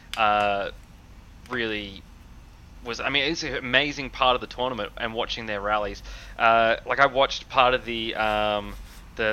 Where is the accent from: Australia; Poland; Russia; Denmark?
Australia; as an Australian